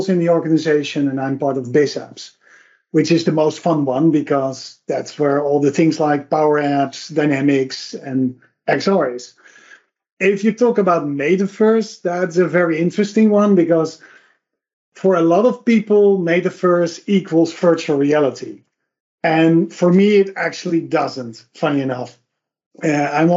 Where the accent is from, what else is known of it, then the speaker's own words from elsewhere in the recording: Netherlands; I'm from the Netherlands